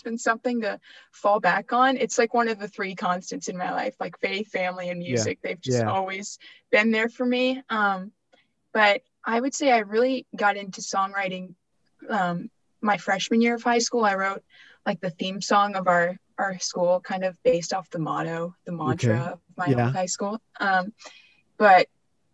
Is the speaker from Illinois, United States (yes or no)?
no; Dayton, Ohio, United States; I grew up in Dayton.